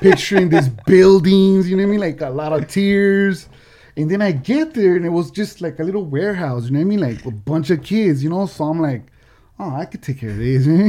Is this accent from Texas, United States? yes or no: no; Oxnard, California, United States; I'm from El Rio gang, right? So in Oxnard